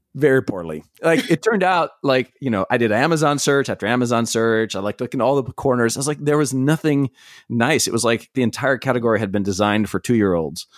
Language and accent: English; East Coast, United States; I grew up on the East Coast, going to, like, Myrtle Beach and sometimes down to the Gulf